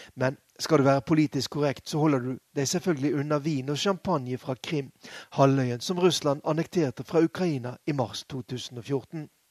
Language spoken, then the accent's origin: Norwegian; Bergen, Vestland, Norway; moved away as an adult; now in Moscow, Russia; som vi ville kalt den hjemme i Bergen